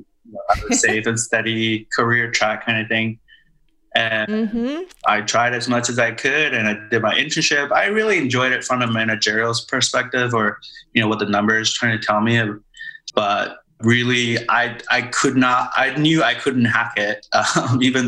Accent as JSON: {"language": "English", "country": "Taiwan", "tie": "born or raised there", "moved": "yes", "said": "we grew up in Taiwan."}